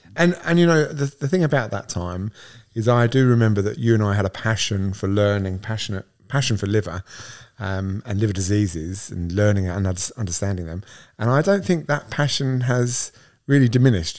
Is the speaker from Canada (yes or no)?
no; Southend-on-Sea, East of England, United Kingdom; moved away as an adult; now in Australia; I'm English. I'm from a small town called South End on Sea in Essex